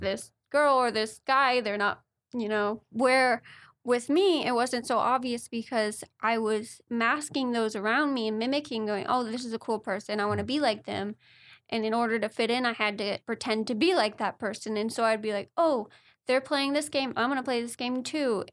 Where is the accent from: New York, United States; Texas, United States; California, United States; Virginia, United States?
California, United States; Manhattan Beach; we grew up in Manhattan Beach, California